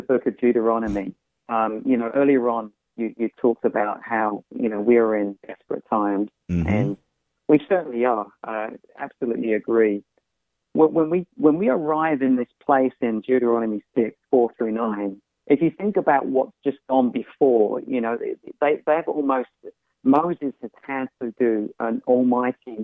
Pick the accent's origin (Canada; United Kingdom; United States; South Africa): United Kingdom; accent: UK; I grew up in the UK, and I grew up outside of the church